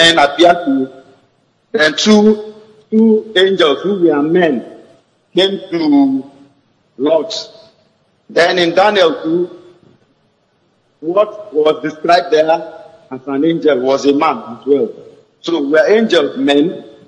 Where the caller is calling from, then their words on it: Bayelsa, Nigeria; calling from Bayelsa.